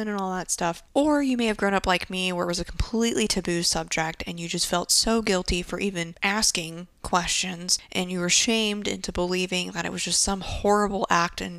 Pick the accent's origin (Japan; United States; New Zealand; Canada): Japan; growing up in Japan